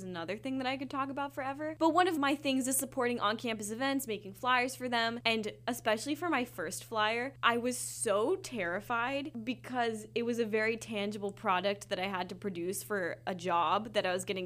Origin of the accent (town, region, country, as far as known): Washington, United States; born or raised there; accent: American; moved away as an adult